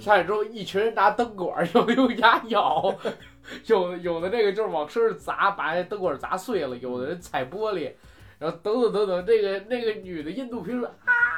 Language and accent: Chinese; China; 咱们国家引进片儿是有限制的。